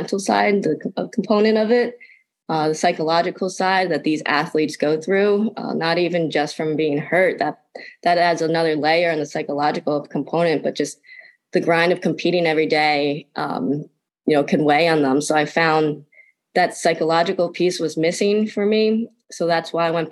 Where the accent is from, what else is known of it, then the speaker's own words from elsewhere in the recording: New Jersey, United States; I grew up in a small town in New Jersey.